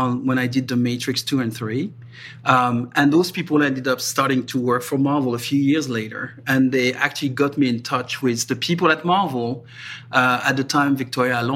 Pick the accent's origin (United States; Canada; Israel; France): France; moved away; I'm French, and I was born in France, and I was, you know, raised in France.